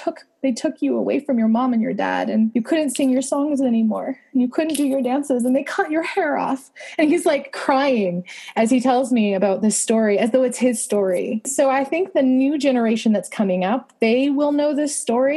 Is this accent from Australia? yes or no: no; Canada; I love being Canadian